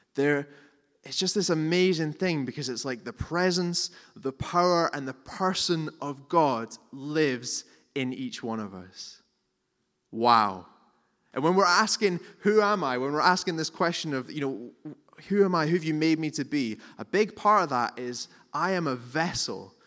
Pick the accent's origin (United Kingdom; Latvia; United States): United Kingdom; Scotland; we're, we're Scottish and we're reserved